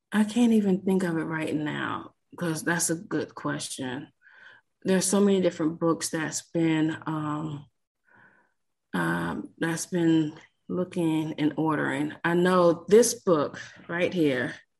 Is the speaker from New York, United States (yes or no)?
no; South Florida, United States; I'm from South Florida.